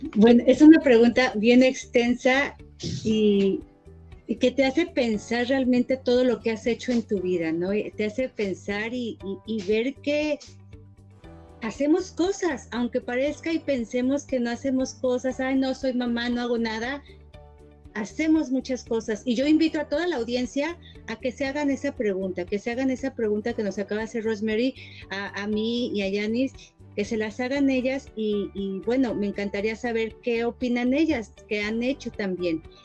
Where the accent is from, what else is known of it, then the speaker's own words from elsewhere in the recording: Mexico; moved away as an adult; now in Toronto, Canada; Yo soy mexicana, estudié relaciones públicas y emigré a Canadá y pues me quedé acá.